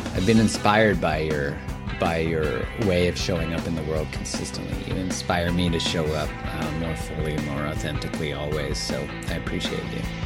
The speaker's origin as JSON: {"language": "English", "country": "Canada", "said": "I'm Canadian"}